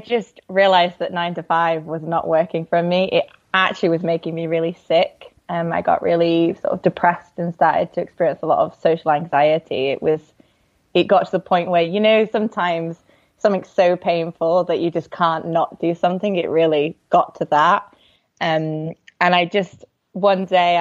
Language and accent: English; Yorkshire and the Humber, United Kingdom; moved away; also born or lived in Bali / Taiwan; I'm from Yorkshire. Yorkshire is a very big county, but yeah, so kind of the northern England area